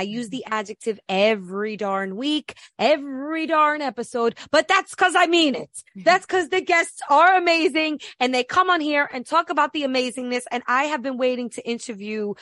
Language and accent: English; New York, United States; I'm from New York